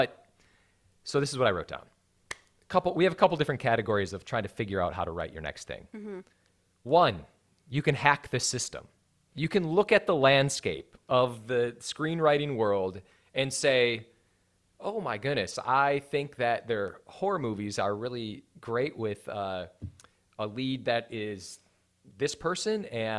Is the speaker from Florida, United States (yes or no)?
no; Wisconsin, United States; now in Los Angeles, United States; I just moved to Los Angeles. I'm from Wisconsin.